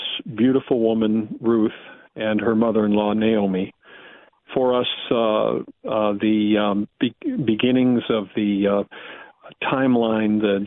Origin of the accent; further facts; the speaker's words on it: Wisconsin, United States; moved away; I'm from Wisconsin originally